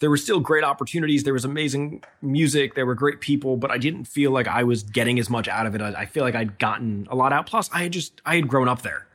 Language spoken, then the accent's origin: English; New York City, New York, United States; I'm born and raised in New York